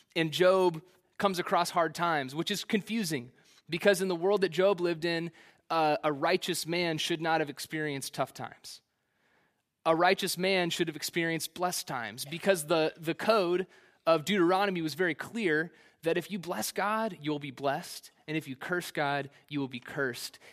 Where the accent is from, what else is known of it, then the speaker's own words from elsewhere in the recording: Kansas City, Missouri, United States; Kansas City's the only place I've ever known